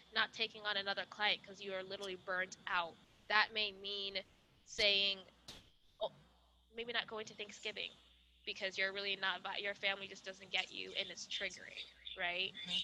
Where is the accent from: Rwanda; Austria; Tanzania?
Rwanda; moved away; I'm from Rwanda, so I'm not from the United States.